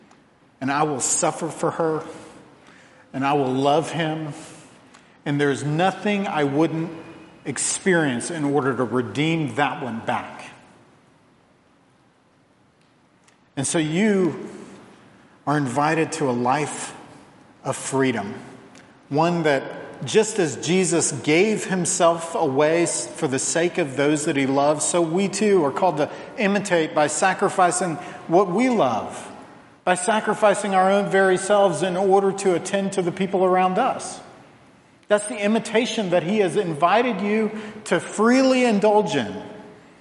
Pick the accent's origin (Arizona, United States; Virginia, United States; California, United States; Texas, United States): Virginia, United States; moved away; where I grew up in Virginia